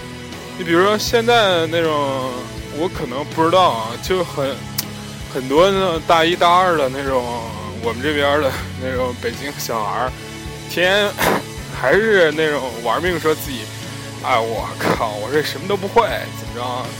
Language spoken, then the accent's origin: Chinese; North China, China; 我以前没有发现自己是一个地地道道的北方人或怎么样，而现在呢，越发觉自己真的是一个北方人。